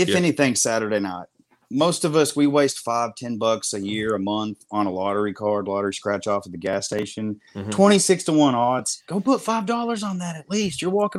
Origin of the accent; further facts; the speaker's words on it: Tennessee, United States; I'm born and raised in Tennessee